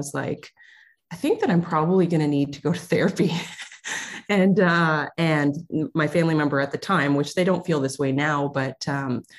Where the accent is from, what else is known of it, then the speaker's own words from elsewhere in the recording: Ontario, Canada; I'm from Ontario, Canada.